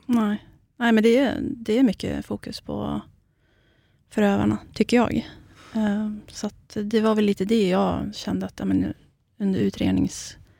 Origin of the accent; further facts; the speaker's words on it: Iraqi Kurdistan, Kurdistan Region, Iraq; now in Sweden; Jag är ju själv kurd, mm. så att jag kommer ju från den irakiska delen